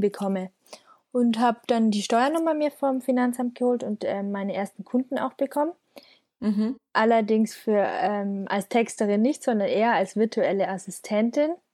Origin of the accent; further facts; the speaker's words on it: Schongau, Bavaria, Germany; moved away as an adult; now in Munich, Germany; ich komme aus einem Dorf nähe München, Aha. eine Stunde südlich. Das ist äh, 12.000 Einwohner und genau, bin dort aufgewachsen